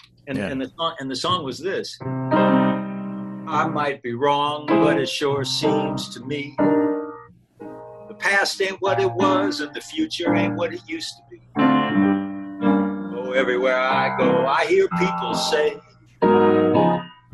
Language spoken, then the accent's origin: English; Racine, Wisconsin, United States; moved away; growing up in Racine